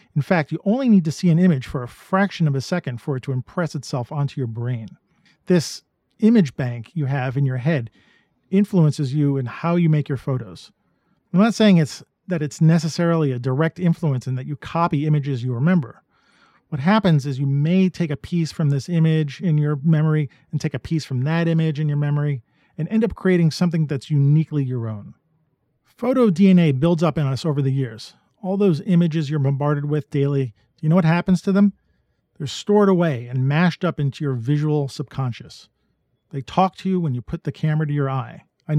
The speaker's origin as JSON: {"language": "English", "town": "New York City", "region": "New York", "country": "United States", "tie": "born or raised there", "said": "I was born and raised in New York City. I grew up amongst the skyscraper valleys, the grimy streets, and the rushing crowds."}